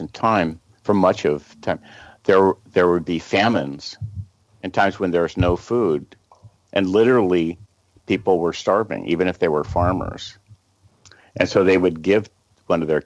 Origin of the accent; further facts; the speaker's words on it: Los Angeles, California, United States; accent: American; Camille and I were both born right here at the beach, near the beach